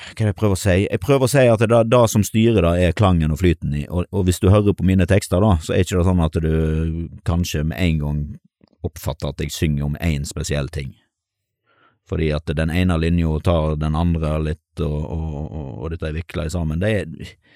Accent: Stord, Vestland, Norway; also born or lived in Bergen; når jeg flytta hjem til Sunnhordland, så eh, kom jeg fra Bergen.

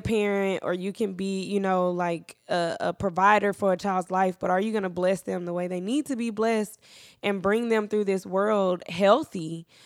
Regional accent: Dallas, Texas, United States; I'm from Dallas

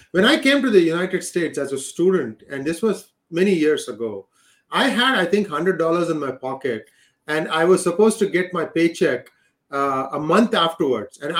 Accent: India; We never really had that being Indian, that national identity that's slowly being built.

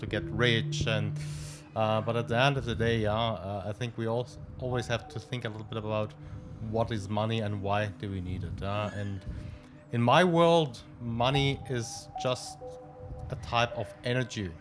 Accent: Stuttgart, Baden-Württemberg, Germany; moved away as an adult; also born or lived in Cairo, Egypt; now in Petaling Jaya, Malaysia; I grew up in Stuttgart, okay. a city in the south of uh, Germany

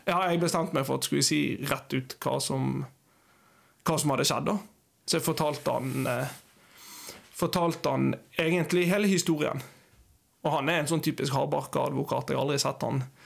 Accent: Bergen, Vestland, Norway; moved away as an adult; also born or lived in Eastern Norway / Uganda; now in Kviteseid, Norway; Jeg er ja, født og oppvokst i Bergen.

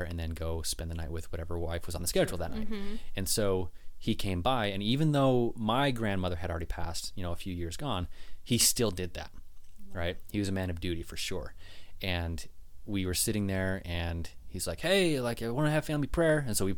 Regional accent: West Jordan, Utah, United States; born there; I was like, no, I was born in Utah, West Jordan.

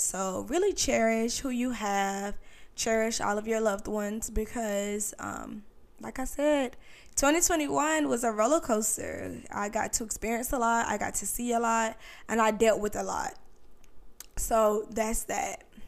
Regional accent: North Carolina, United States; moved away as an adult; now in Virginia Beach, United States; I'm originally from North Carolina, but I moved to Virginia Beach

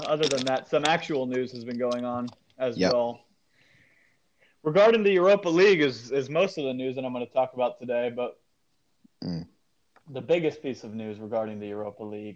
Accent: United States; an American who lives very far away from there

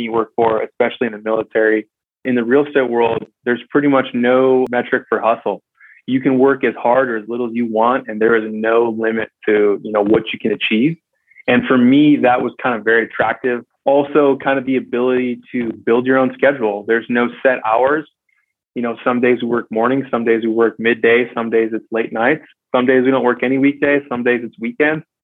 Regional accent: West Michigan, United States; now in San Diego, United States; I grew up in West Michigan

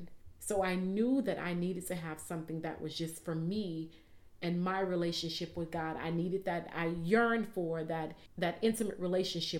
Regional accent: New Orleans, Louisiana, United States; growing up in New Orleans

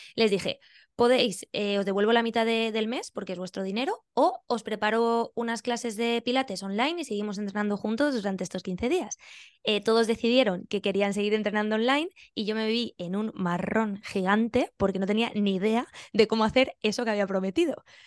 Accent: Benidorm, Valencian Community, Spain; moved away as an adult; also born or lived in Albacete / Siles, Jaén; now in Australia; yo nací en Albacete, me crié en Benidorm

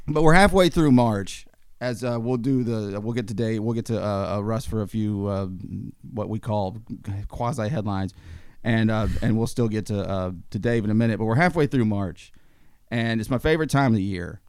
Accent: United States; as an American

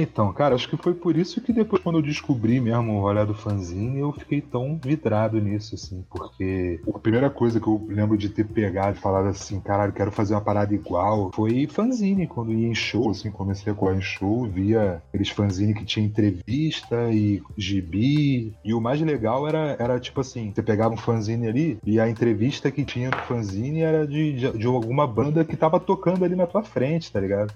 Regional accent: Rio de Janeiro, Brazil; eu sou da Zona Oeste ali do Rio de Janeiro

